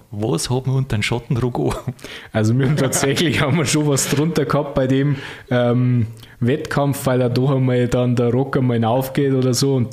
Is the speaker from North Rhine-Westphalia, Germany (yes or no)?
no; Unterschleißheim, Bavaria, Germany; Also, ich komme aus Unterschleißheim und gebürtiger Münchner und ja